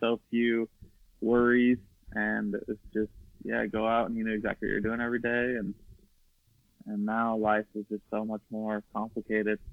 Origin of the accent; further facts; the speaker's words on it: Eagle, Idaho, United States; growing up in Idaho